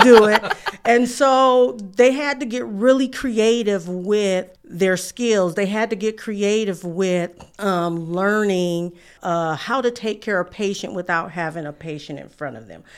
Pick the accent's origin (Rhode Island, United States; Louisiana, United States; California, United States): California, United States; San Francisco; moved away; I'm from San Francisco, California